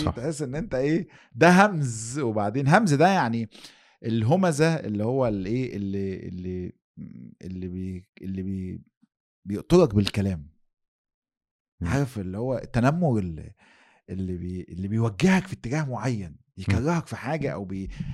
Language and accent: Arabic; Egypt; واحنا عندنا في مصر